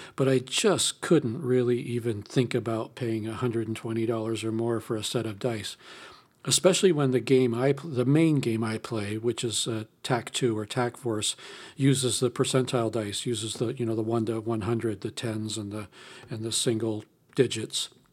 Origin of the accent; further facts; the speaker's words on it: California, United States; I'm from California